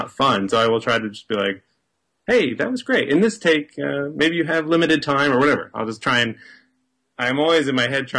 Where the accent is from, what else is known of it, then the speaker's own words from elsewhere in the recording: Maine, United States; now in Los Angeles, United States; I'm speaking to you from Los Angeles, but I'm from Maine